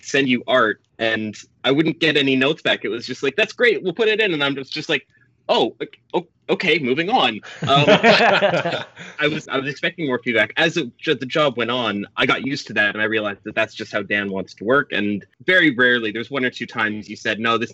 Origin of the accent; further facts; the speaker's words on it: Canada; I'm a Canadian